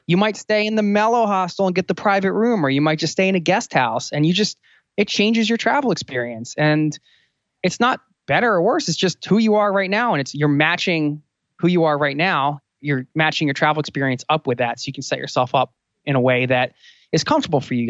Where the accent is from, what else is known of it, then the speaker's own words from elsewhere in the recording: outside of Philadelphia, Pennsylvania, United States; I also was born outside of Philadelphia